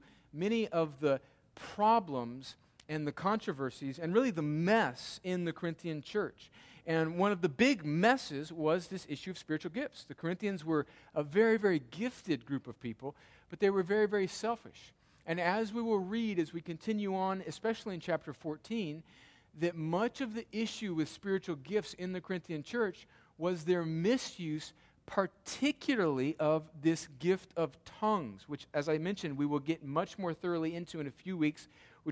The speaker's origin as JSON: {"language": "English", "country": "United States", "said": "we're such individuals as American Christians."}